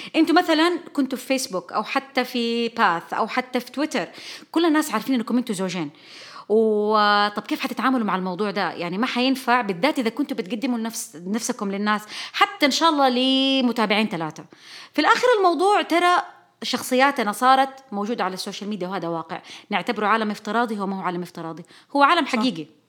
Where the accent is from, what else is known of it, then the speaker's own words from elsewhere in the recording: Saudi Arabia; نحن كشعب سعودي